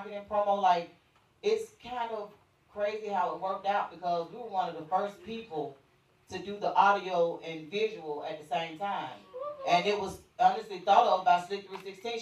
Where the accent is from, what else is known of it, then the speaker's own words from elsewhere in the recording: Atlanta, Georgia, United States; we are from the West Side and we are kind of different